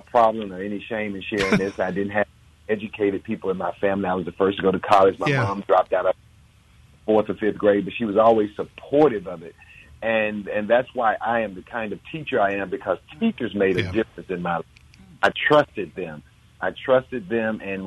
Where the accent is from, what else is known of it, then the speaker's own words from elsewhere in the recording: Canton, Mississippi, United States; I'm from Canton, Mississippi